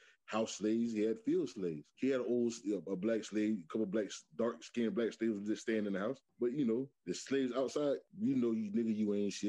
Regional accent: Michigan, United States; growing up in Michigan Project

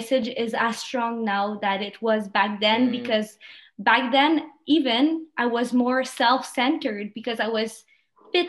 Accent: Quebec, Canada; first language French; English is a second language; the culture we have here in Canada, Quebec

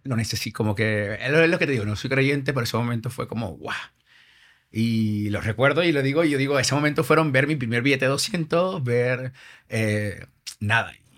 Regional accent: Venezuela; moved away as an adult; now in Madrid, Spain; yo, soy venezolano, pero mi madre es, peruana y padre español.

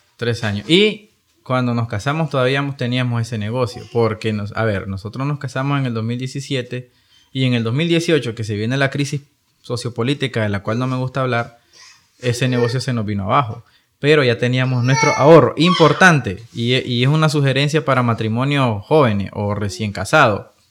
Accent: Nicaragua; nosotros como nicas

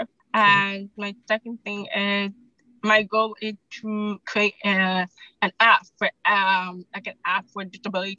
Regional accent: Jamaica; I'm from the island. I'm Jamaican

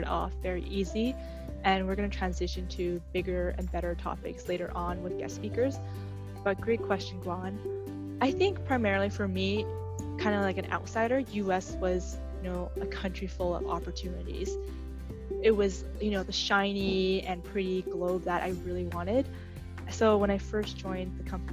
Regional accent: Vancouver, British Columbia, Canada; first language English; moved away as an adult; now in Seattle, United States; I'm born and raised in Vancouver, Canada. Been there for about 26 years until recently I moved to the US, specifically Seattle

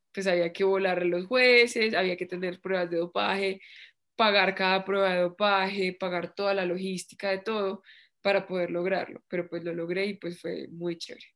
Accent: Pereira, Risaralda, Colombia; moved away as an adult; also born or lived in Bogotá; now in Medellín, Colombia; yo me fui de Pereira a vivir acá a Bogotá un año y después me fui para Medellín

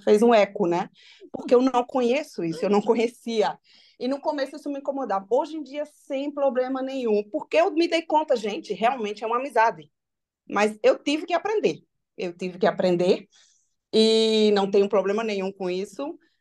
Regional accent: Brazil; moved away; eu sou brasileira

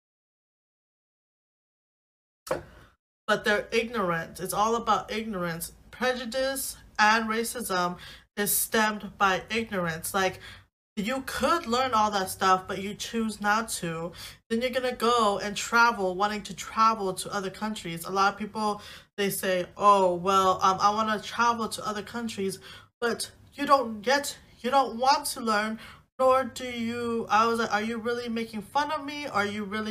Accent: United States; I'm a natural born citizen in America, my nationality is American, so I'm Asian American. My race is Asian. My ethnicity is Laotian

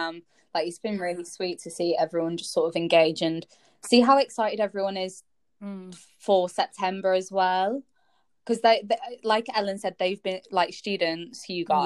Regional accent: Leeds, Yorkshire and the Humber, United Kingdom; accent: Northern; moved away as an adult; now in Winchester, United Kingdom; I'm from Leeds. I'm Northern.

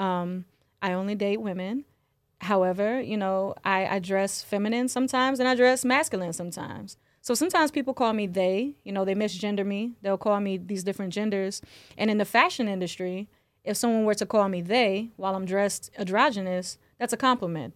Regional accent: the South, United States; I'm from the South, so we, we learn about that in school

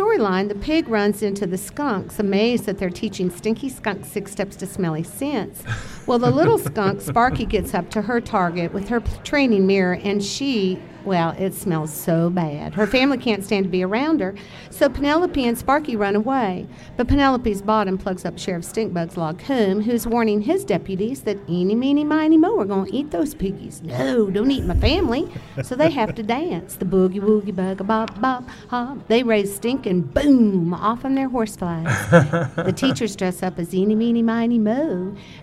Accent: Franklin, Tennessee, United States; I'm from Nashville, Tennessee, actually Franklin, Tennessee

